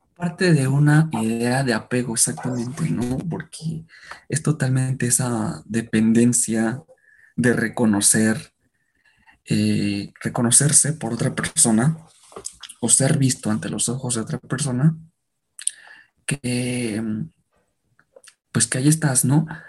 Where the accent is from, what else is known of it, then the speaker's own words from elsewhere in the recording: Mexico; como mexicanos